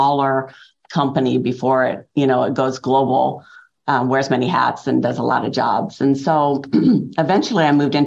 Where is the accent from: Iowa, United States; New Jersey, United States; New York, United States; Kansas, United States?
Iowa, United States; moved away as an adult; now in Peoria, United States; I'm actually from Iowa, and my husband's job brought us to Illinois about 30 years ago